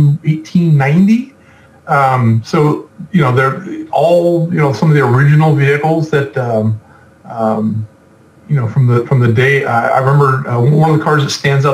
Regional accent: California, United States; I'm from California

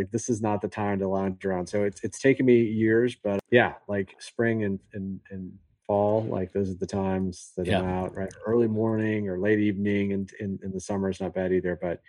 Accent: Michigan, United States; now in Texas, United States; I grew up in Michigan.

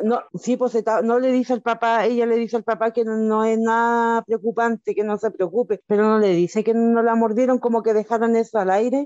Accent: Chile; Sí, yo soy chilena.

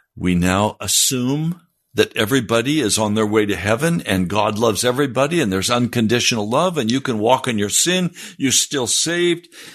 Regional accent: United States

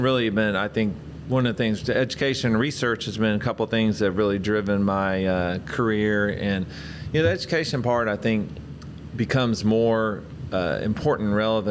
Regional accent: Atlanta, Georgia, United States; moved away as an adult; also born or lived in California / Nebraska / Connecticut; growing up as a kid in Atlanta.

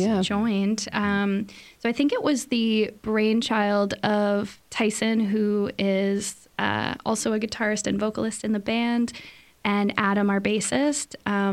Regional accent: Kingston, Ontario, Canada; I'm born and raised in Kingston

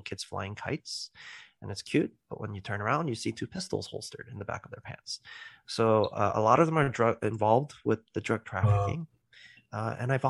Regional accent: New York City, New York, United States; now in California, United States; I'm originally from the East Coast in New York City, but now I'm in the West Coast, yes, in California.

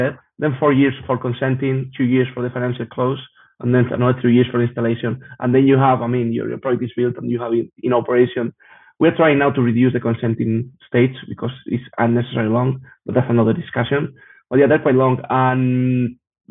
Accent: Spain; I'm from Spain

